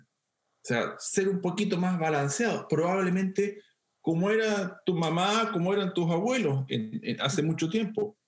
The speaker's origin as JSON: {"language": "Spanish", "region": "central Chile", "country": "Chile", "tie": "born or raised there", "said": "yo soy de Chile Central, una zona con mucha montaña y con muchos ríos. Yo crecí viendo ríos"}